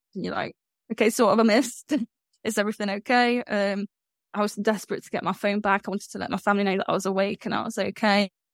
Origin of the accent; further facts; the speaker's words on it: Midlands, United Kingdom; I'm from the Midlands in the UK.